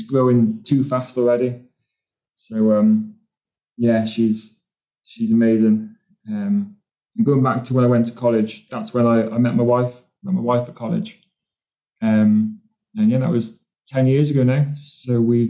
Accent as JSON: {"language": "English", "town": "Newport", "region": "Wales", "country": "United Kingdom", "tie": "born or raised there", "moved": "yes", "lives_now": "England, United Kingdom", "said": "I was born in Wales in a little town called Newport."}